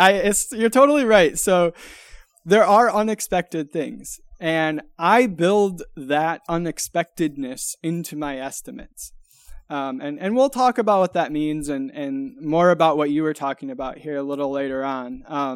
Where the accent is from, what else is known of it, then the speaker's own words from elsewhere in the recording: Michigan, United States; So I grew up in West Michigan, and in West Michigan, you know, either everyone you know is either, you know, in the automotive industry